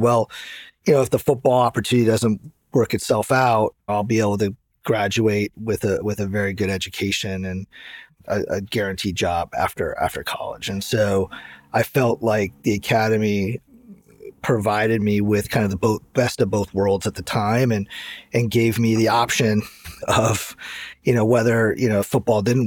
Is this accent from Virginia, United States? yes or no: no; Santa Clara, California, United States; also born or lived in East Lansing, Michigan; I grew up in Santa Clara